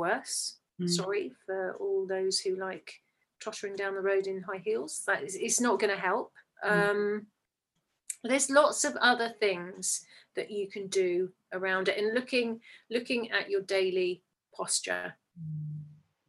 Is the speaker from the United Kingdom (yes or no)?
yes; England, United Kingdom; as English people